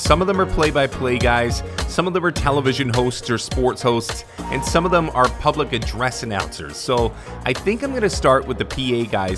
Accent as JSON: {"language": "English", "town": "Toronto", "region": "Ontario", "country": "Canada", "tie": "born or raised there", "moved": "yes", "lives_now": "Vancouver, Canada", "said": "before I came to the West Coast, I grew up in Toronto"}